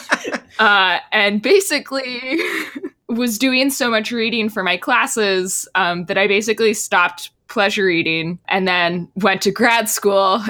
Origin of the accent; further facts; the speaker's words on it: Texas, United States; I grew up in Texas